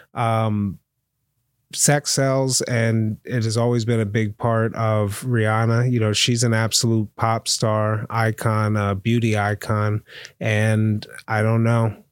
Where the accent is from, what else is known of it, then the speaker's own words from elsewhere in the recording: Pennsylvania, United States; I'm from Pennsylvania